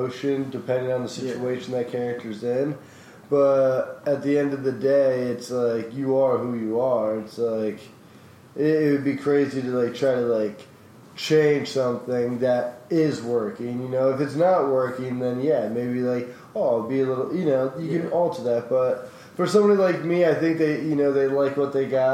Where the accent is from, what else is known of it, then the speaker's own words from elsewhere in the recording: Saratoga Springs, New York, United States; also born or lived in Pennsylvania; I was born in Pennsylvania, and I'm from upstate, you know, I was raised in upstate New York